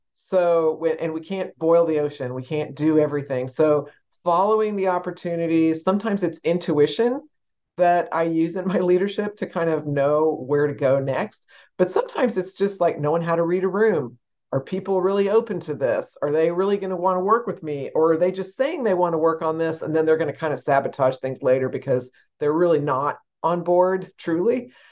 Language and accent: English; San Antonio, Texas, United States; I grew up in San Antonio, Texas